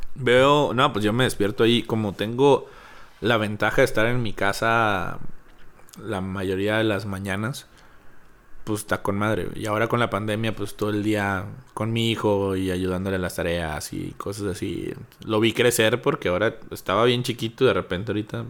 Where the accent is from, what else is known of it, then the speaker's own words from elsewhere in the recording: Chávez, Coahuila, Mexico; now in Torreón, Mexico; yo no vivía aquí, soy de Chávez